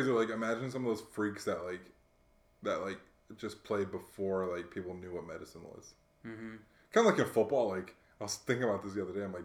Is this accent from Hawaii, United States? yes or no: yes; Hawaii, United States; I grew up in Hawaii, so it's a little different.